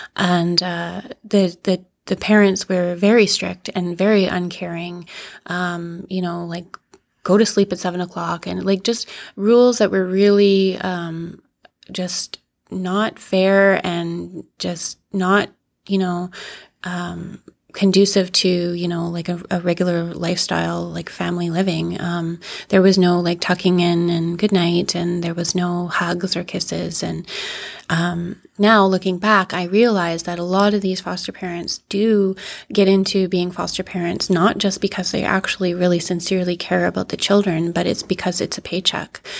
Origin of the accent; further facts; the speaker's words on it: Yellowknife, Northwest Territories, Canada; also born or lived in Northern Ontario; growing up in Yellowknife, um, once I actually ended up staying here